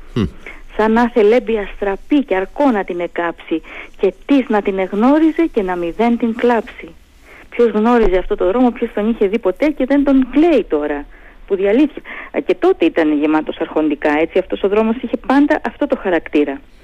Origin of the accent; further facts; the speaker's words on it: Heraklion, Crete, Greece; moved away as an adult; now in Thessaloniki, Greece; επειδή είμαι από το Ηράκλειο, τότε ζούσα και στο Ηράκλειο